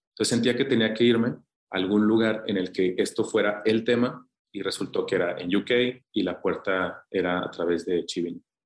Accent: Zacatecas, Mexico; mi hermano y yo somos los únicos que nacimos en Zacatecas

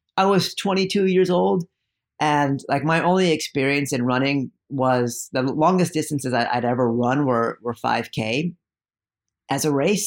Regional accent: East Bay, California, United States; also born or lived in India; even though I grew up in the East Bay, I was in a really conservative suburb, um, that bordered the black, been the blackest zip code in the country, East Oakland

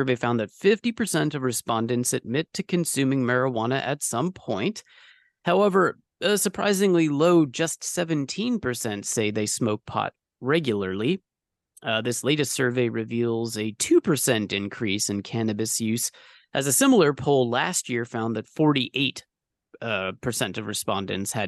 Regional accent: California, United States; now in New York, United States; I'm from California

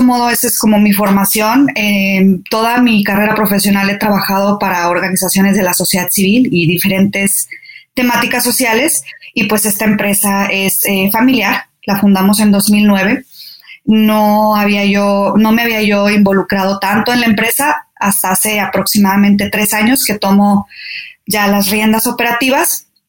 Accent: Saltillo, Coahuila, Mexico; moved away as an adult; also born or lived in Torreón, Coahuila / Mexico City / France; Nací en Torreón, Coahuila, pero crecí en Saltillo, Coahuila. Entonces soy norteña.

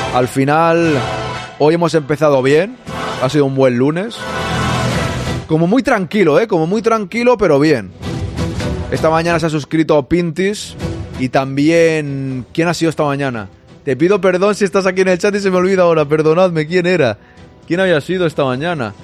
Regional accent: Spain; los que somos españoles jugamos en la selección española

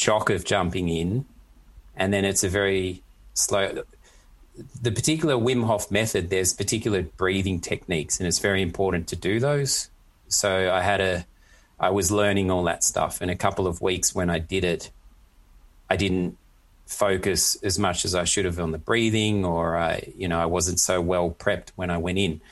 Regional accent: Australia; now in Germany; an Aussie who's used to heat and stuff

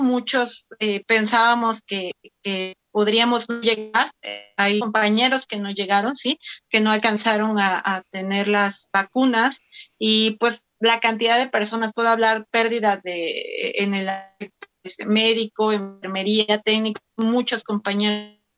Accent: Oaxaca, Mexico; soy de Oaxaca.

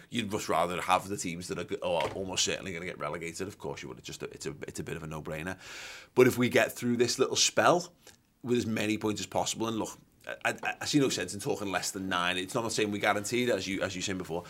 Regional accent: Liverpool, North West England, United Kingdom; growing up in Liverpool

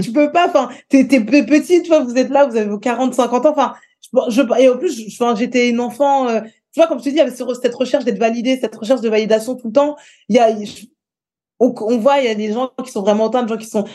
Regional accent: Écouen, Île-de-France, France; J'ai grandi euh, à Écouen, près d'une ville qui s'appelle Sarcelles.

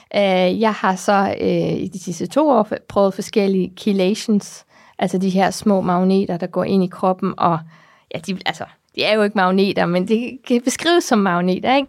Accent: Namibia; moved away; jeg kommer fra Namibia, som jeg sagde der i starten, og det er solskinslandet

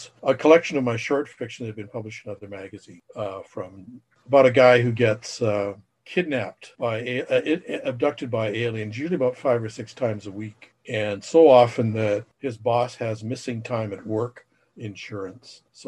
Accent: Saskatoon, Saskatchewan, Canada; also born or lived in Alberta; now in Toronto, Canada; I'm originally from the beautiful metropolis of Saskatoon, Saskatchewan, via southern Alberta and then over to Ontario.

